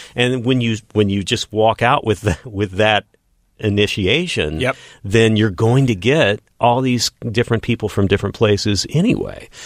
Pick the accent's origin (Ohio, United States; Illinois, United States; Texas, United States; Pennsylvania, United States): Texas, United States; Odessa; moved away as an adult; now in Los Angeles, United States; growing up in Odessa, Texas